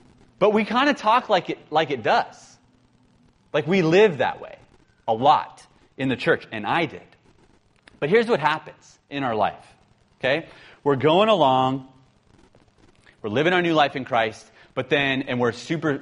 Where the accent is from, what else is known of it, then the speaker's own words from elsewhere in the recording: San Francisco, California, United States; I'm from San Francisco.